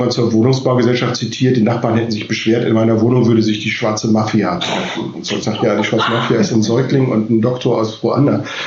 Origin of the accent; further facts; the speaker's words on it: West Germany, Germany; ich bin ein Wessi, ja, ich komme eigentlich aus dem Westen